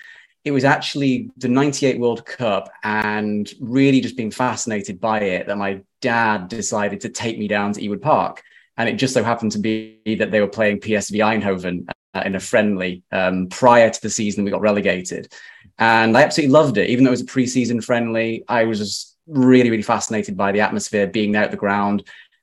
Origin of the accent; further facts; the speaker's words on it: Ribble Valley, North West England, United Kingdom; So I grew up in the Ruhr Valley, where I spent all my formative years going to school, where I met Simon. He and I met at Clitheroe Grammar.